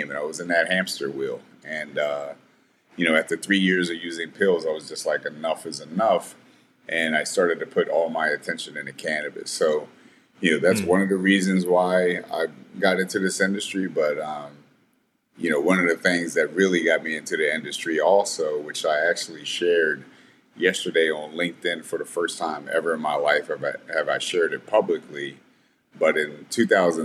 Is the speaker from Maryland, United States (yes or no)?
yes; Southern Anne Arundel County, Maryland, United States; I grew up in Southern Anne Arundel County, which is a very rural area of Maryland, about 40 minutes south of Washington, D.C.